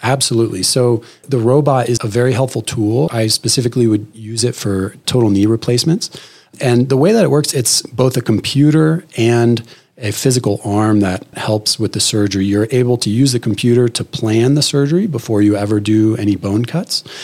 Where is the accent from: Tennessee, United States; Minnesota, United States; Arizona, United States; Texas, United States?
Arizona, United States; Phoenix; moved away as an adult; also born or lived in Stanford, California / Boston, Massachusetts; I'm an Arizona native. I grew up in Phoenix